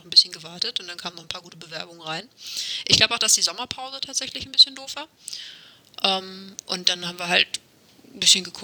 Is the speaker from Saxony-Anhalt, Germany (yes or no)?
no; Bremen, Germany; Das kann ich als Bremer